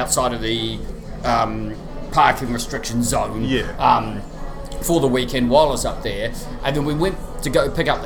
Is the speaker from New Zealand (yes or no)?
yes; New Zealand; moved away; as a New Zealander